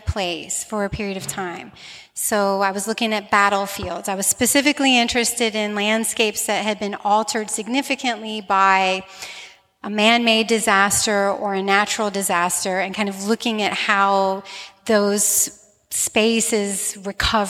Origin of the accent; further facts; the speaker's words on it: Slidell, Louisiana, United States; my hometown of Slidell